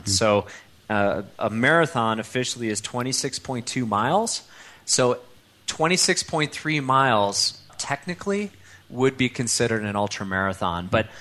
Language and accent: English; Chicago, Illinois, United States; accent: Midwest; moved away as an adult; also born or lived in Europe; now in Boulder, United States; I grew up in suburban Chicago